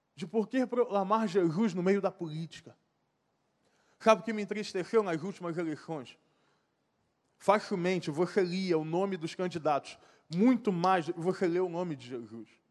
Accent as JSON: {"language": "Portuguese", "country": "Brazil", "tie": "born or raised there", "said": "Se eu nasci no Brasil"}